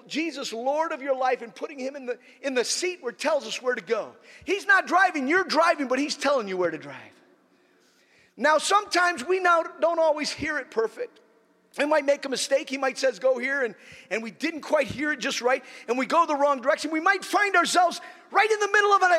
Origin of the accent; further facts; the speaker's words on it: Nigeria; when I was growing up in Nigeria, I was just a child